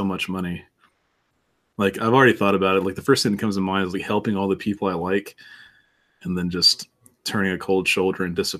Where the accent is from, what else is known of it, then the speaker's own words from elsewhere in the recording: Portland, Oregon, United States; I'm from Portland. Weed is legal.